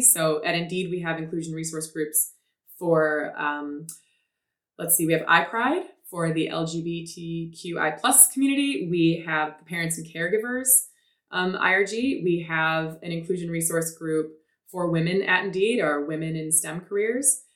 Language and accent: English; Detroit, Michigan, United States; I was born in Detroit